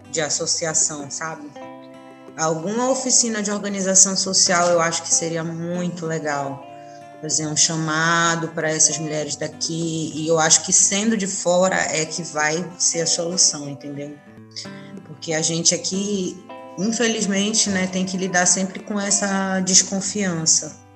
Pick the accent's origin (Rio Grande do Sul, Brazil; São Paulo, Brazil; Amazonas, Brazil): Amazonas, Brazil; Manaus; Eu sou de Manaus, nascida em Manaus